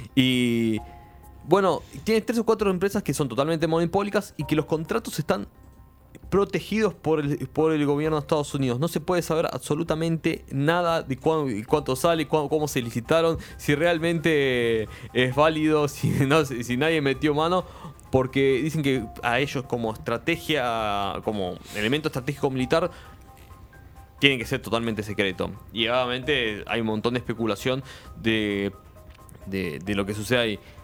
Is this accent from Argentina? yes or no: yes; Argentina